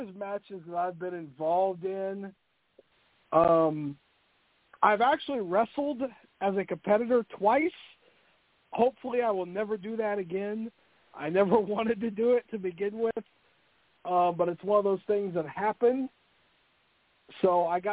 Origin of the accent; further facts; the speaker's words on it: Indianapolis, Indiana, United States; I grew up in Indianapolis, Indiana